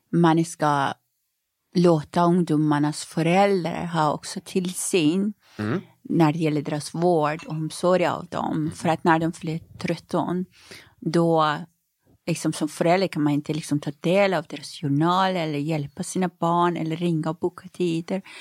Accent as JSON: {"language": "Swedish", "country": "Iran", "tie": "born or raised there", "lives_now": "Sweden", "said": "Hemma i Iran?"}